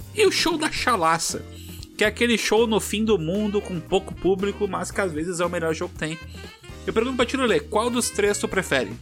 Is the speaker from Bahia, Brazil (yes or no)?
no; Tramandaí, Rio Grande do Sul, Brazil; eu vivi uma parte da minha adolescência em Tramandaí